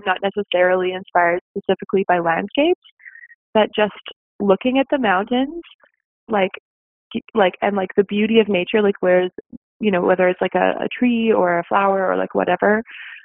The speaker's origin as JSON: {"language": "English", "region": "Saskatchewan", "country": "Canada", "moved": "yes", "lives_now": "Canmore, Canada", "said": "I'm from Saskatchewan, so we really have a whole lot of nothing to look at from far away."}